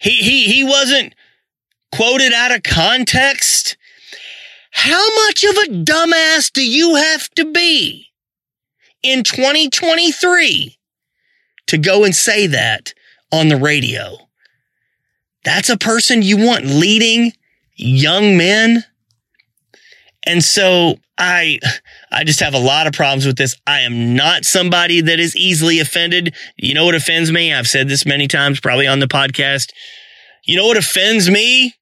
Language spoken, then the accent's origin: English; Arkansas, United States; I'm from Arkansas.